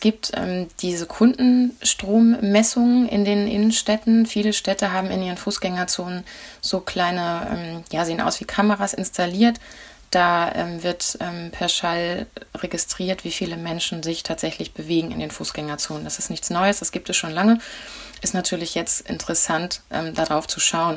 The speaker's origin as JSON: {"language": "German", "town": "Flensburg", "region": "Schleswig-Holstein", "country": "Germany", "tie": "born or raised there", "said": "Das ist Flensburg, meine Heimatstadt"}